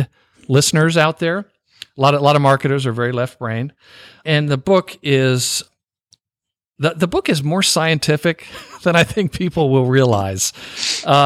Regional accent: the South, United States; I'm a Southerner

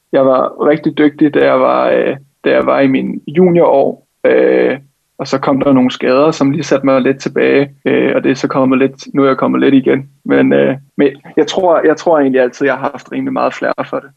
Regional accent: Helsinge, Capital Region of Denmark, Denmark; jeg gik på, øh, på et hold i, i Helsinge, hvor jeg kommer fra

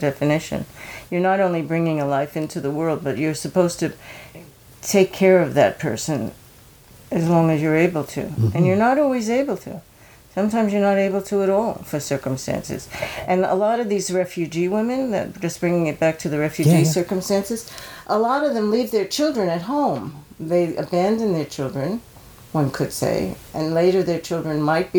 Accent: New York, United States; I grew up in New York, and I started taking classes with Uta Hagen when I was 15 years old

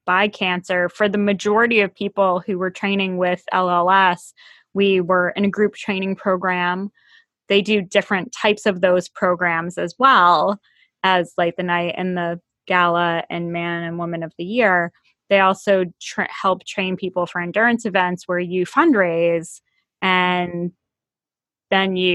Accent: Massachusetts, United States; now in Virginia, United States; I live away from a lot of my family members here, being here in Virginia and having grown up in Massachusetts.

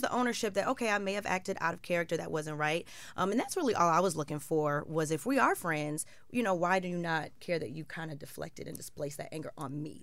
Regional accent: Chicago, Illinois, United States; I'm from Chicago

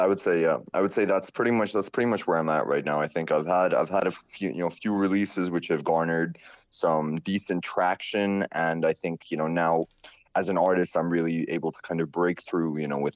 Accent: Singapore; moved away; also born or lived in Bombay, India / Indonesia / Surrey, England / London, England; I was born in Bombay. {S3} Right. {S8} And when I was really young, I moved to Indonesia. Then from Indonesia, I moved to Singapore, kind of grew up in Singapore. Then I moved to Surrey in England. And then I was in London.

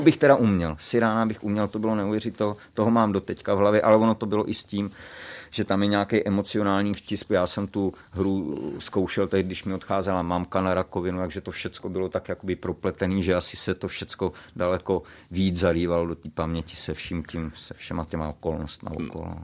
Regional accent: Pardubice, Pardubice Region, Czechia; A u nás v Pardubicích byla ekonomická správní fakulta.

